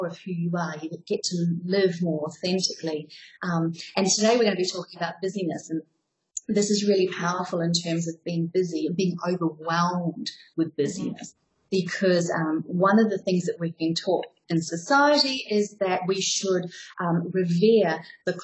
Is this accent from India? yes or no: no; New Zealand; moved away as an adult; also born or lived in Southeast Asia / Australia / Europe; So the funny accent is because I'm a New Zealander. I left New Zealand about 17 years ago, though, and I've been living around Southeast Asia, Australia